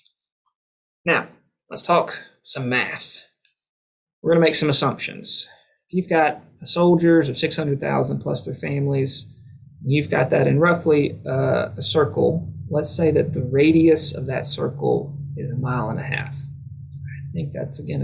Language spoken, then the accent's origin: English; Tifton, Georgia, United States; my hometown, Tifton